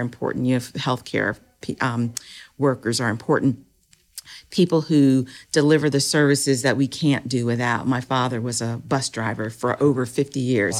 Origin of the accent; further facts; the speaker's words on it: Powhatan, Virginia, United States; I grew up in Powhatan, Virginia